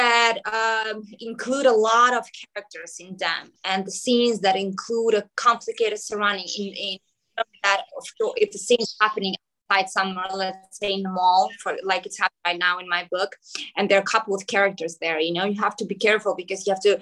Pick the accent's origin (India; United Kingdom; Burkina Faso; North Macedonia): North Macedonia; Skopje; first language Macedonian; English is a second language; also born or lived in New York; here in Skopje, in my hometown in Macedonia